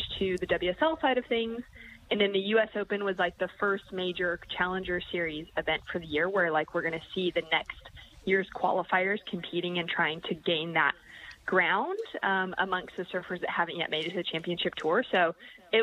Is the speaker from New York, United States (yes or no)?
no; Huntington Beach, California, United States; moved away; I'm in my hometown in Huntington Beach, California. I don't live here anymore